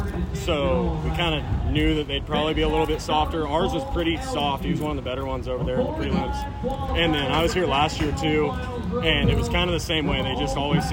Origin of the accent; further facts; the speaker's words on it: Menifee, California, United States; moved away as an adult; now in Tolar, United States; I'm from Menifee, California originally. Live in Toller, Texas now.